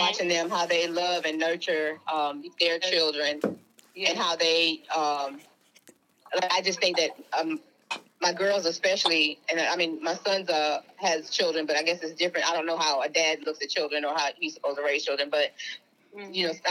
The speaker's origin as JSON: {"language": "English", "region": "New York", "country": "United States", "said": "I'm from New York"}